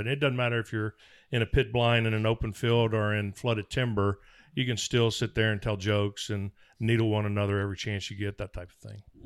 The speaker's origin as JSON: {"language": "English", "region": "Mississippi", "country": "United States", "tie": "born or raised there", "said": "where I was raised in Mississippi"}